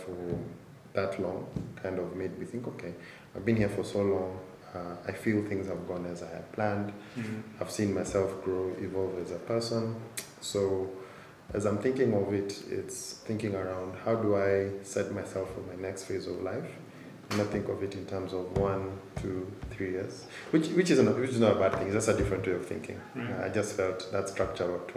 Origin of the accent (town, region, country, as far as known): Nairobi, Kenya; born or raised there